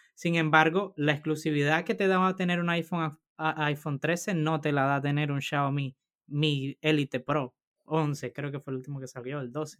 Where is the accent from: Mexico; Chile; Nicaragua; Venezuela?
Venezuela; now in Spain; Rodolfo y yo somos del mismo país, somos de Venezuela